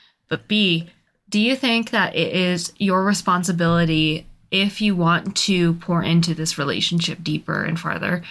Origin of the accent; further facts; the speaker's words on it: United States; I'm fucking American.